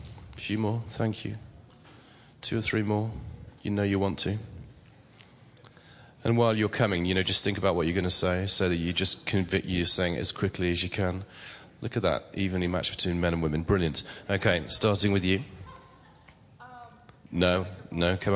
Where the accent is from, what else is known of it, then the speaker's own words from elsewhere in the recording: England, United Kingdom; I'm strangely English.